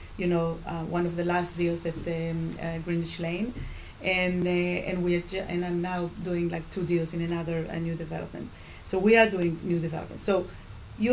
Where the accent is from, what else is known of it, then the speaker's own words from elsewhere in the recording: Chile; now in New York, United States; I'm from Chile myself